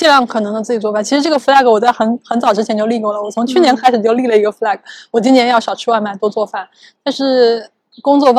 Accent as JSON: {"language": "Chinese", "region": "Shanghai", "country": "China", "said": "就像我们上海人现在很热衷于教别人如何囤货一样"}